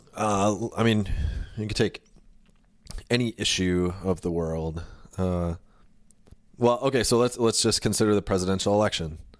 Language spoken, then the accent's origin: English; United States; I was born here. I was born in the United States